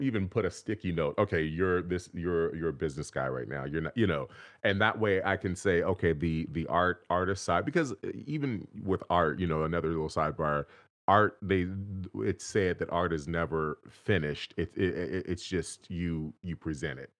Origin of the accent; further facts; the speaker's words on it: Inglewood, California, United States; I was actually born and raised right in Inglewood, California